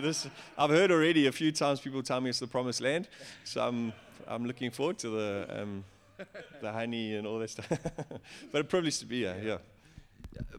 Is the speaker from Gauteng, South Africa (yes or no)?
yes; Johannesburg, Gauteng, South Africa; I'm from Joburg.